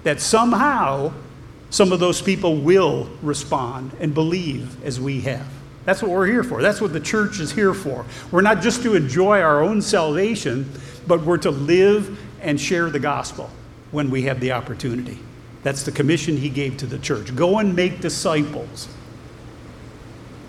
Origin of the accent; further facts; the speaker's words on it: Ohio, United States; I'm an American. I'm from Ohio.